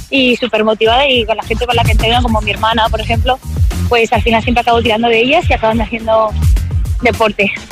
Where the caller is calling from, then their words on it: Madrid, Community of Madrid, Spain; de Madrid.